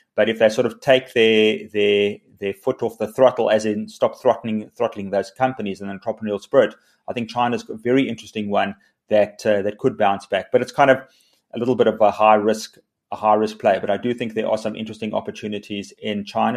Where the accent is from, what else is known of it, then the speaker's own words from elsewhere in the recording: South Africa; South Africans are incredibly, uh, optimistic, resilient. We're entrepreneurial